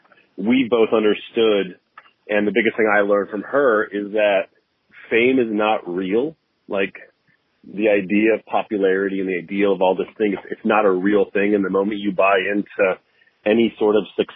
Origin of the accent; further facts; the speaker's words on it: San Diego, California, United States; also born or lived in Long Beach / Los Angeles; I grew up in San Diego, born and raised